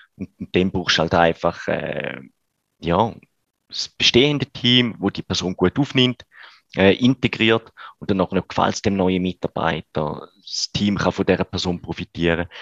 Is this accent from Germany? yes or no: no; Switzerland; bei uns in der Schweiz